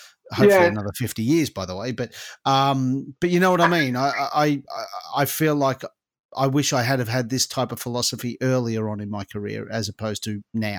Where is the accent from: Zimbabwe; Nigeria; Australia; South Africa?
Australia; now in England; I came from Australia to England.